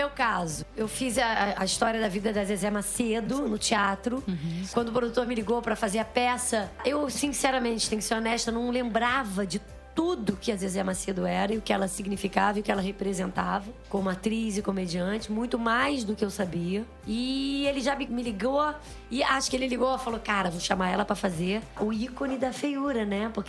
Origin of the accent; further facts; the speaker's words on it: Rio de Janeiro, Brazil; eu também sou da Zona Norte.